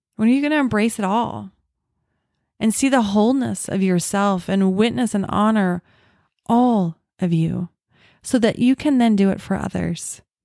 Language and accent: English; Orem, Utah, United States; The house that I grew up in in Orem